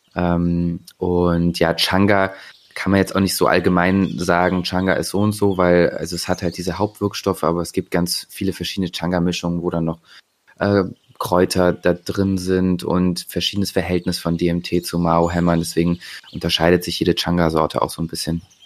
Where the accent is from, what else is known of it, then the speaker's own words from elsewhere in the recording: Bonn, North Rhine-Westphalia, Germany; now in Leipzig, Germany; ich komme ursprünglich aus Bonn, äh, wohne aktuell in Leipzig